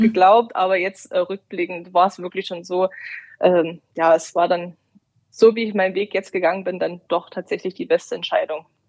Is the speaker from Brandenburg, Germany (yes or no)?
yes; Brandenburg, Germany; moved away as an adult; also born or lived in Dresden; Ich komme ursprünglich aus Brandenburg